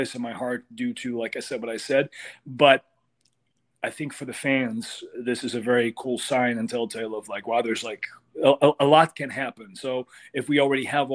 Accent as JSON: {"language": "English", "town": "Amsterdam", "region": "North Holland", "country": "Netherlands", "tie": "born or raised there", "moved": "as an adult", "lives_now": "United States", "said": "I come from Amsterdam. And Netherlands, really small country"}